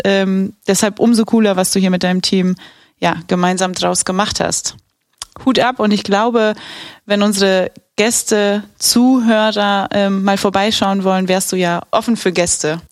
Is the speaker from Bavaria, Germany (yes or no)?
yes; Bavaria, Germany; now in Aachen, Germany; ich bin gebürtige Bayerin, wie man unschwer erkennen kann, und halb Polin, halb Araberin